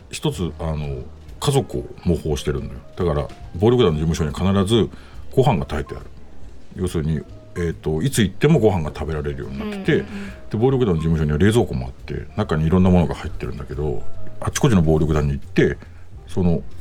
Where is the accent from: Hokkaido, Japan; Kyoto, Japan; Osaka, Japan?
Hokkaido, Japan; Sapporo; 出身は札幌市南区です。